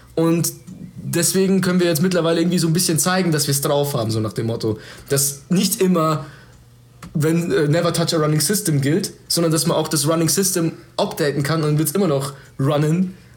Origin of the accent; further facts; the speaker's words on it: Germany; ich lebe in diesem Land, ich bin Deutscher